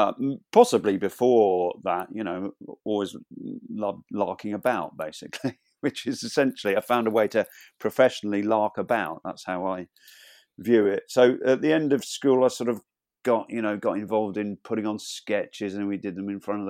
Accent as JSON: {"language": "English", "town": "Birmingham", "region": "West Midlands", "country": "United Kingdom", "tie": "born or raised there", "also_born_or_lived": "Cleethorpes", "said": "But I was born in Lincolnshire, in Cleethorpes in Lincolnshire. Stop me if I go on too long, but we moved around a lot. No, we weren't on the run from the police. I pretty much spent my primary school years in Birmingham suburbs"}